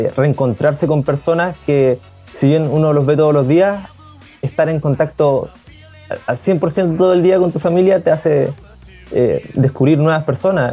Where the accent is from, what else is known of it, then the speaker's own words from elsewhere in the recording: Concepción, Biobío, Chile; tengo 24 años soy de acá, de Conce